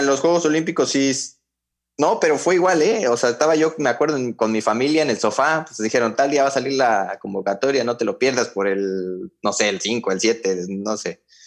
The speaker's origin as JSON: {"language": "Spanish", "region": "Mexico City", "country": "Mexico", "tie": "born or raised there", "also_born_or_lived": "Hidalgo, Mexico", "said": "nos mudamos a, la Ciudad de México y ahí fue que empecé ya en América, a los 7 años"}